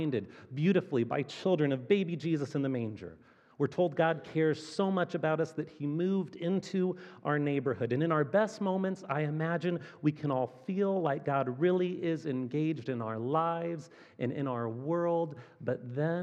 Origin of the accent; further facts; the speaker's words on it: Fort Wayne, Indiana, United States; moved away as an adult; also born or lived in Chicago; now in Kansas City, United States; Fort Wayne, Indiana, which is my hometown